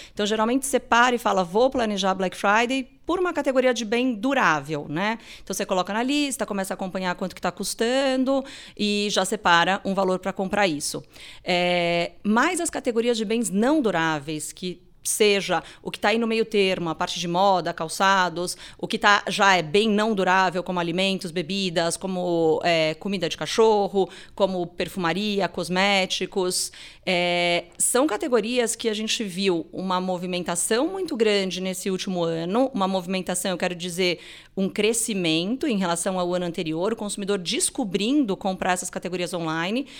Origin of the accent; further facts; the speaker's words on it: Brazil; a gente, como brasileiro